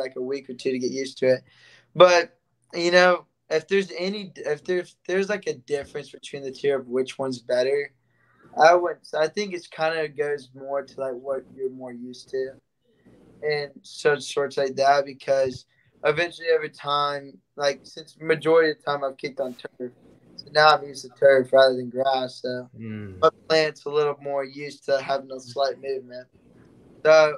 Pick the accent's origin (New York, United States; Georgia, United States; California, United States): Georgia, United States; Brunswick; moved away as an adult; now in Miami, United States; I grew up in Brunswick, Georgia, and so Jacksonville is about 45 minutes from me.